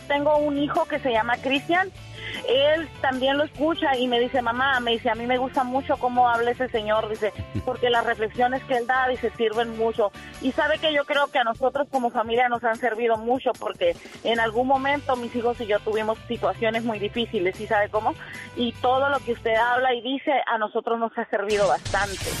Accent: Tecate, Baja California, Mexico; moved away; Yo soy de Tecate, Baja California.

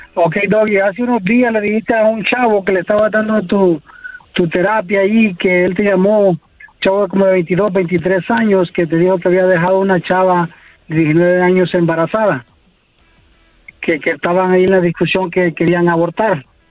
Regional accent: Los Angeles, California, United States; also born or lived in Costa Rica; nací en Costa Rica, pero soy criado aquí en Los Ángeles

